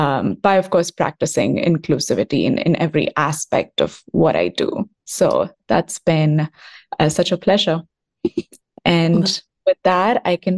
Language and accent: English; South India, India; moved away as an adult; now in United States; I was born in India, the south of India, and grew up there. I immigrated to the United States almost a decade ago now to pursue a degree in film and television producing, and have been here ever since.